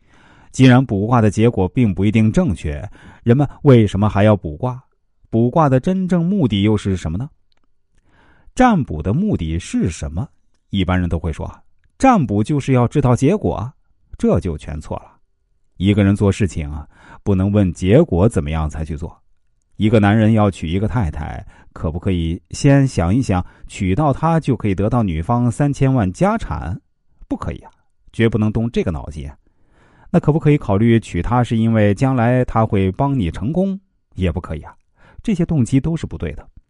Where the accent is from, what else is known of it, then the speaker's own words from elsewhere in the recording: China; 我们中国人不以成败论英雄啊，最典型的例子就是关公。